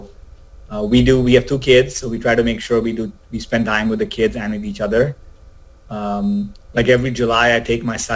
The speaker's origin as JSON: {"language": "English", "country": "India", "tie": "born or raised there", "moved": "yes", "lives_now": "San Francisco, United States", "said": "I grew up in India"}